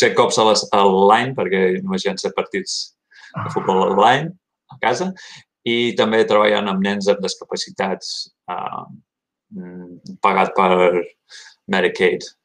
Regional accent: Gainesville, Florida, United States; moved away as an adult; also born or lived in Miami, Florida; now in Oregon, United States; vaig néixer a Florida, a Miami, Miami Fiesta, però només un any allà i uh, després em vaig moure de petit, petit, uh, vivint al nord de Florida, a Gatesville, una ciutat mm-hmm. universitària de 150.000

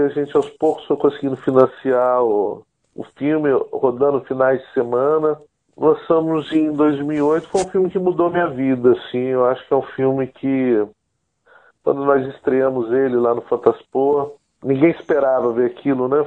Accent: Guarapari, Espírito Santo, Brazil; Eu sou capixaba, sou aqui do Espírito Santo, de uma cidade chamada Guarapari. Cresci aqui numa aldeia de pescadores chamada Perocão

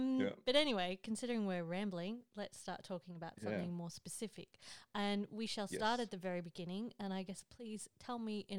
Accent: Australia; born or raised there; moved away

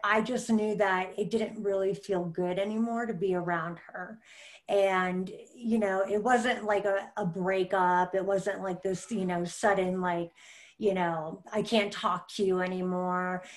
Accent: Michigan, United States; I grew up in Michigan

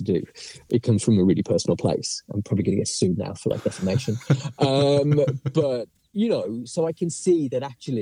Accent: England, United Kingdom; now in New York, United States; I'm an Englishman in New York

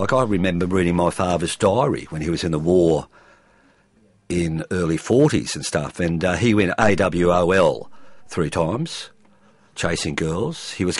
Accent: Cronulla, New South Wales, Australia; also born or lived in Tasmania; Well, I was born in Barony Bay, which is just outside of Cronulla, I suppose, a 15-minute walk from the beaches. Right on near Barony Bay in a little grove called Rawson Parade in 1954.

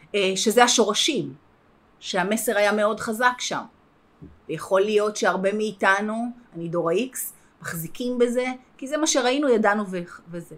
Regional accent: Herzliya, Tel Aviv District, Israel; גדלתי בהרצליה

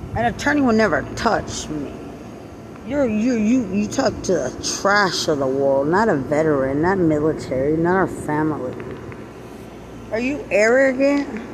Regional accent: Lubbock, Texas, United States; I'm from Lubbock.

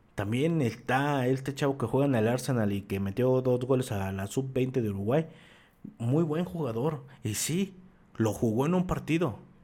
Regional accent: Mexico; como mexicanos

